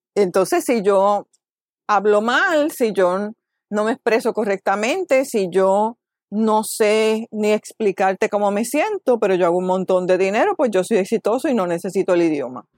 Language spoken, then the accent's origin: Spanish; Caguas, Puerto Rico; moved away as an adult; also born or lived in Toledo, Spain / New York City, United States / Miami, Florida, United States; vivo en Caguas, nací en Caguas, me he criado en Caguas, excepto los años que he vivido fuera